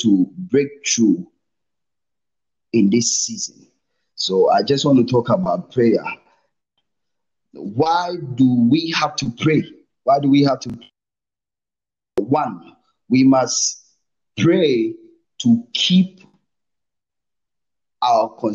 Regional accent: Ghana; moved away as an adult; now in Namibia; I'm a Ghanaian, but currently I'm in Namibia

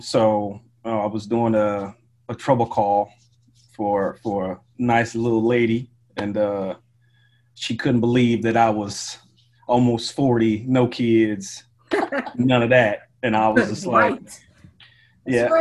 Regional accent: Missouri, United States; moved away; I'm from Missouri

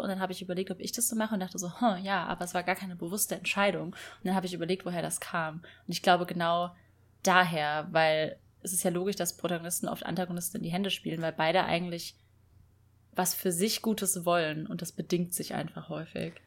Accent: Rhineland-Palatinate, Germany; nach Rheinland-Pfalz, also in meine Heimat

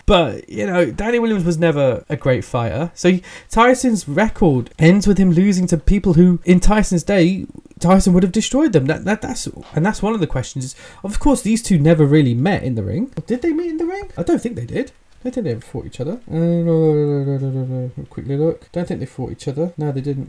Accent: England, United Kingdom; accent: English; I'm British, I'm English. Tell by the accent.

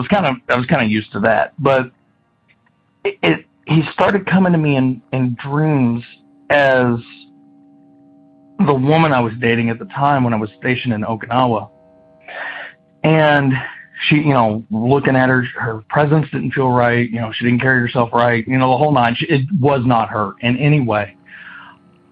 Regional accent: Kentucky, United States; I'm from Kentucky

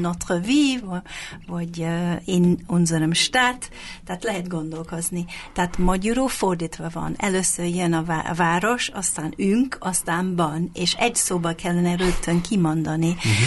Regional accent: England, United Kingdom; first language English; Hungarian is a second language; moved away as an adult; also born or lived in Hungary; now in Budapest, Hungary; Angliába születtem, ide költöztem több mint 20 évvel ezelőtt

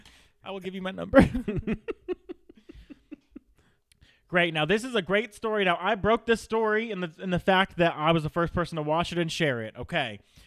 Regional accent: California, United States; This is our state. Okay. Maxine Waters was repping me when I was born.

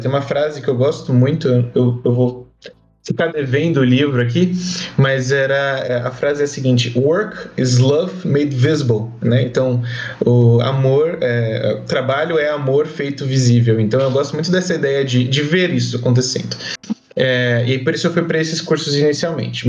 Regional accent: São Paulo, Brazil; now in Barueri, Brazil; Eu sou de São Paulo, natural de São Paulo. Moro na Grande São Paulo, na cidade de Barueri

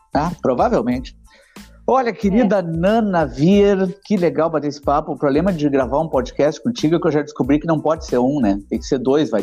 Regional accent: Porto Alegre, Rio Grande do Sul, Brazil; eu sou da zona, zona norte de Porto Alegre

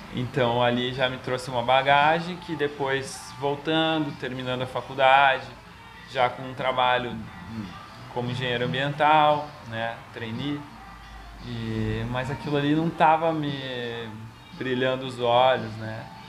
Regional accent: Caxias do Sul, Rio Grande do Sul, Brazil; moved away as an adult; also born or lived in Florianópolis / London; now in Curitiba, Brazil; eu sou nascido em Caxias do Sul, na Serra Gaúcha

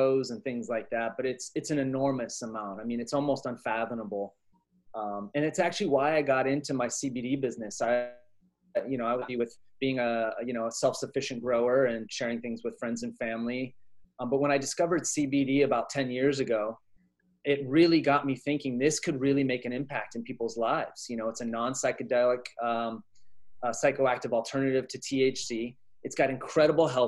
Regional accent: Inland Empire, California, United States; moved away as an adult; also born or lived in Humboldt County, California / West Africa / San Francisco Bay Area, California; now in South Kona, Hawaii, United States; I grew up in the Inland Empire until I was about 18. And so about an hour outside of LA.

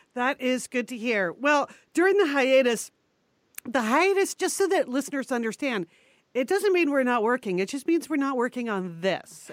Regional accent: United States; moved away; also born or lived in New York City; all those years we grew up right outside of New York City, and all the years I lived in New York City

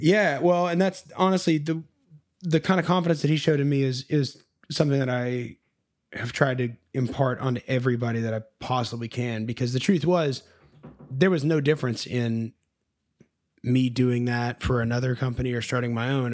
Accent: Nashville, Tennessee, United States; I was born and raised in Nashville, Tennessee.

